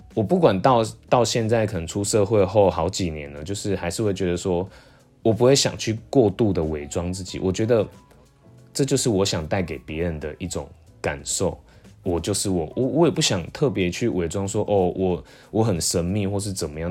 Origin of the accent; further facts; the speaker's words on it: Jiali, Tainan, Taiwan; first language Taiwanese Hokkien; Chinese is a second language; moved away; 我是来自台南